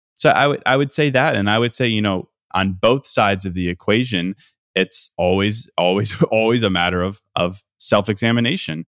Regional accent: Midwest, United States; moved away as an adult; now in Miami, United States; I'm a Midwesterner

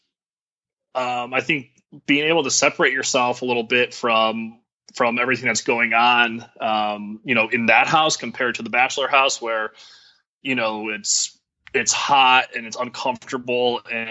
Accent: Chicago, Illinois, United States; moved away as an adult; also born or lived in New York; who I grew up with back in my hometown in Chicago

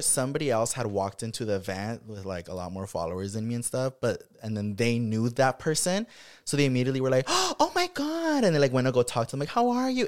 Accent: Watsonville, California, United States; moved away; growing up in Watsonville

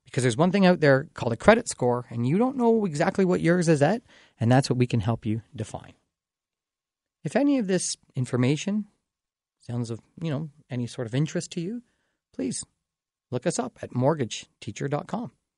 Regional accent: Dorchester, Ontario, Canada; my hometown of Dorchester

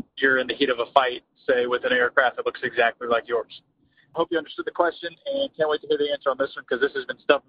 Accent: Mobile, Alabama, United States; I am from Mobile, Alabama.

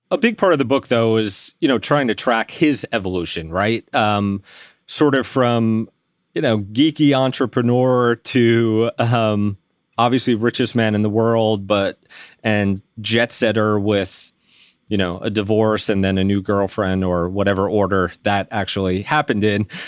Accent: New York City, New York, United States; now in Bergen County, United States; I was raised in Staten Island

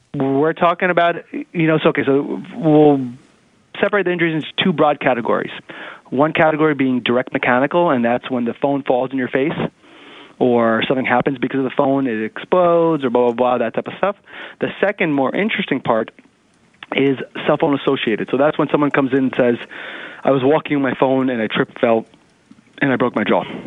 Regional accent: New York City, New York, United States; I grew up in Manhattan, eh, not Manhattan, in the city in, in Queens

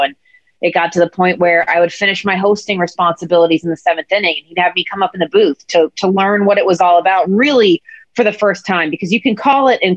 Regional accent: Atlanta, Georgia, United States; when I was a kid growing up in Atlanta

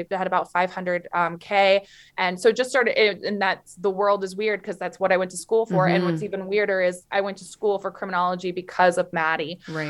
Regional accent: Florida, United States; born there; also born or lived in Canada; I was born in Florida, but I've lived most of my life in Canada. Now I'm back in Florida.

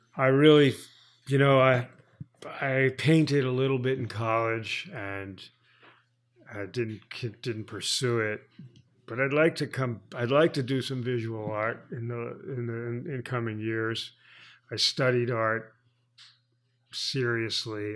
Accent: Tenafly, New Jersey, United States; also born or lived in Teaneck, New Jersey; I was born in Teaneck, New Jersey, and grew up in Tenafly

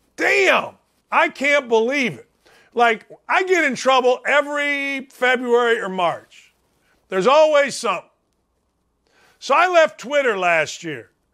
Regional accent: Gary, Indiana, United States; We're all from Gary, Indiana

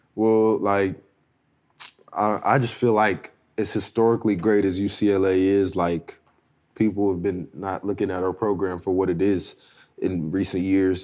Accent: Southern California, United States; me growing up in SoCal

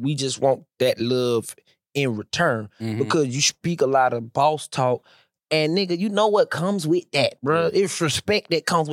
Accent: Atlanta, Georgia, United States; We from Atlanta for real.

